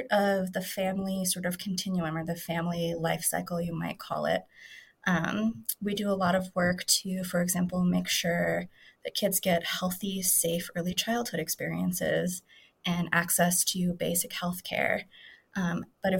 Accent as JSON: {"language": "English", "town": "Colorado Springs", "region": "Colorado", "country": "United States", "tie": "born or raised there", "said": "I was born and raised in Colorado. I attended District 11 schools in Colorado Springs"}